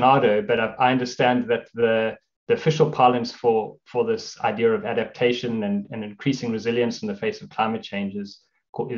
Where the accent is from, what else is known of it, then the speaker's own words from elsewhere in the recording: South Africa; moved away as an adult; also born or lived in Singapore; now in London, United Kingdom; I grew up in South Africa, and that's where my career started